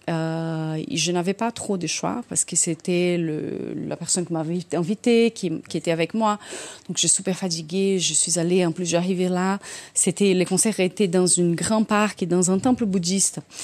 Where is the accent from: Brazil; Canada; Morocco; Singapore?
Brazil; accent: Brazilian; French is a second language; now in France; quand j'étais jeune au Brésil